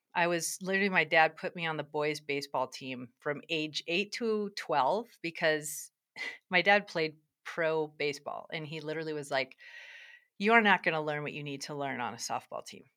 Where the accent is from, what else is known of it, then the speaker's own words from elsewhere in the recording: Durango, Colorado, United States; I'm in Durango, Colorado, which is sort of exciting 'cause it's my hometown